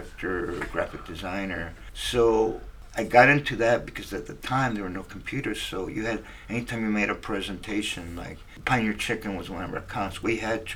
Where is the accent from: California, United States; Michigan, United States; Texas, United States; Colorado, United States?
California, United States; Wilmington; from Wilmington. You know, I went to high school and junior high there.